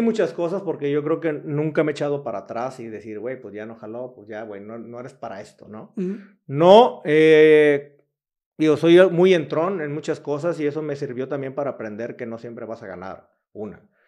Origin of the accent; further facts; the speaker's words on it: Cihuatlán, Jalisco, Mexico; moved away as an adult; now in Querétaro, Mexico; soy de una población que se llama Cihuatlán, Jalisco, pegado a Colima, Manzanillo, 30 minutos de ahí. De ahí, ahí yo nací, de ahí son mis papás, de ahí es toda mi familia